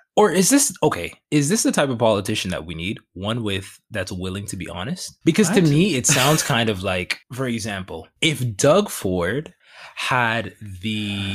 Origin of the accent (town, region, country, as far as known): Canada